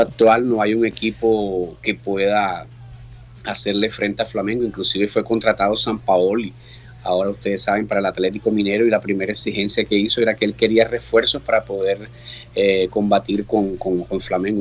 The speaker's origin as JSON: {"language": "Spanish", "town": "Barranquilla", "region": "Atlántico", "country": "Colombia", "moved": "yes", "lives_now": "Brazil", "said": "es mi ciudad"}